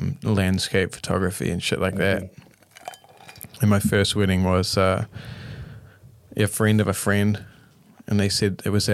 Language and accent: English; Auckland, New Zealand; I grew up in West Auckland, you know.